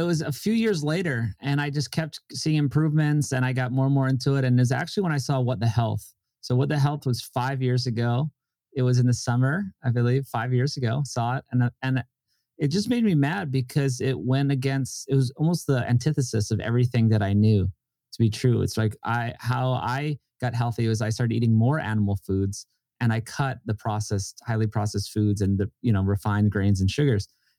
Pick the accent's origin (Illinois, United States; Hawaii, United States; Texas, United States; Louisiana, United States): Hawaii, United States; And we're just doing it with me and a guy I grew up with in Hawaii, who's an amazing director and editor.